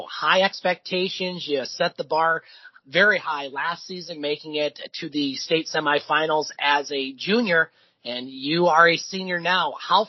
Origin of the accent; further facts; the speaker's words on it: Sault Ste. Marie, Michigan, United States; I'm from the Sioux